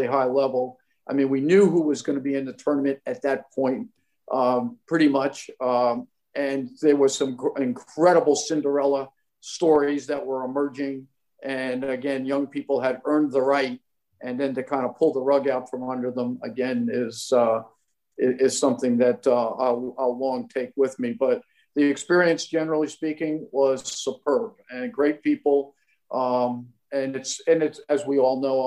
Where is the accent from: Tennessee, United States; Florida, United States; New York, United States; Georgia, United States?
New York, United States; Long Island; I grew up on Long Island